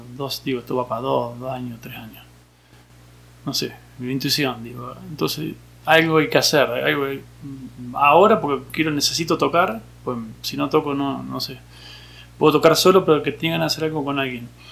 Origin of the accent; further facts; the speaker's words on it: Junín, Buenos Aires Province, Argentina; Soy de Junín, provincia de Buenos Aires